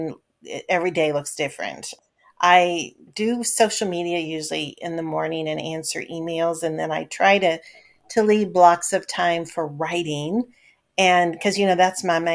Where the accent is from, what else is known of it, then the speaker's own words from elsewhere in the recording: Kentucky, United States; now in Pacific Northwest, United States; my home state, Kentucky